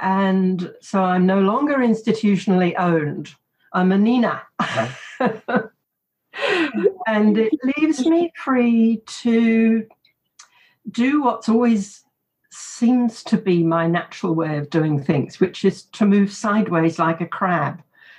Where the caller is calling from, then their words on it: Canberra, Australian Capital Territory, Australia; I'm speaking from Ngunnawal land in a beautiful spring morning in Canberra, and the blossoms are out.